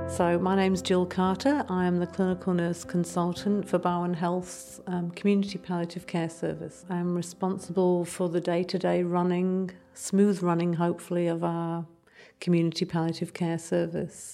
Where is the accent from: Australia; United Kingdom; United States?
United Kingdom; England; accent: English; moved away; you can hear I'm English